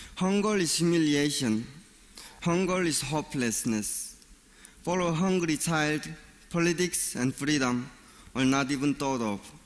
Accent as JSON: {"language": "English", "country": "North Korea", "tie": "born or raised there", "moved": "yes", "said": "I was born and raised in North Korea."}